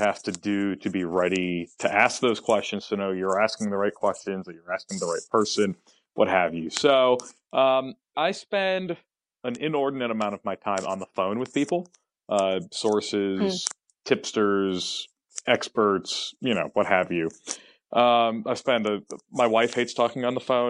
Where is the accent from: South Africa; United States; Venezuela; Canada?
United States; Fayetteville, North Carolina; now in Charlotte, United States; I grew up in Fayetteville